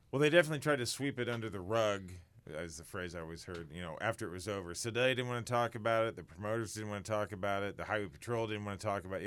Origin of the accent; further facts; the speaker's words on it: Sedalia, Missouri, United States; I'm from Sedelia, so I grew up hearing little things about it